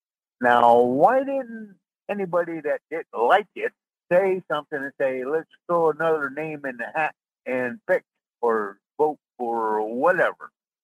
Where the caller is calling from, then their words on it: Sarasota, Florida, United States; Driver … down here in Sarasota.